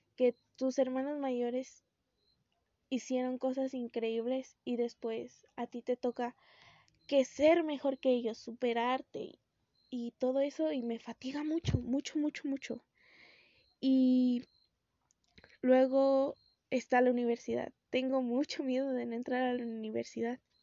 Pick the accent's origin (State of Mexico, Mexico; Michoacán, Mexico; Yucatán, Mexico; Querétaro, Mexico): Michoacán, Mexico; Morelia; soy de México, de Morelia